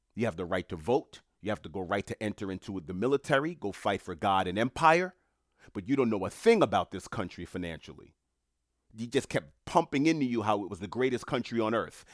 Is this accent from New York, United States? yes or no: yes; New York City, New York, United States; I'm a New Yorker. I'm in New York City at the time